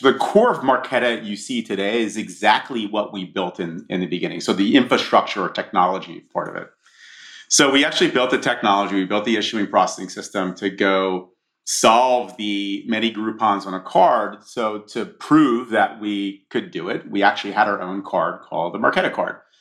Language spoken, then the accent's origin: English; Monmouth County, New Jersey, United States; I grew up in a in Monmouth County, New Jersey, which is a the shore.